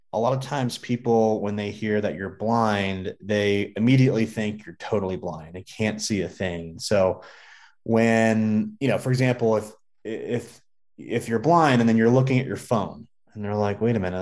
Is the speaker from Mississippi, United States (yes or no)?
no; Southern California, United States; now in Colorado Springs, United States; I grew up in Southern California